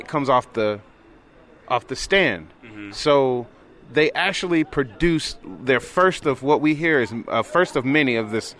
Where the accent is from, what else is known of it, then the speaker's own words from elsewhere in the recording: Atlanta, Georgia, United States; I grew up in East Point. I grew up in South Atlanta, Southwest Atlanta, Southeast Atlanta